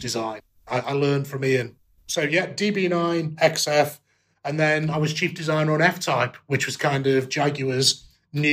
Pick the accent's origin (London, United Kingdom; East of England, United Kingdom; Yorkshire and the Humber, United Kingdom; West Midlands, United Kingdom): West Midlands, United Kingdom; Stoke-on-Trent; now in Coventry, United Kingdom; being a kid growing up in Stoke-on-Trent